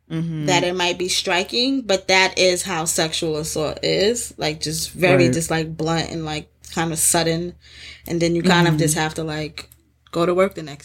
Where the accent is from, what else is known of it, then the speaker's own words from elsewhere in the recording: New York City, New York, United States; I'm such a New Yorker